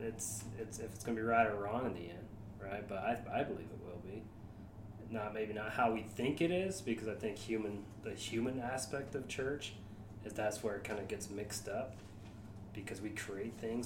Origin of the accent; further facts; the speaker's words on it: United States; I'm American